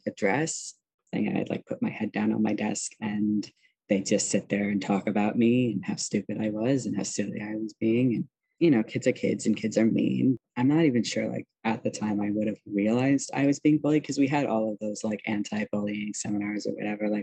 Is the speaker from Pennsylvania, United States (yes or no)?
no; Milwaukee, Wisconsin, United States; moved away; I grew up in Wisconsin in a suburb of Milwaukee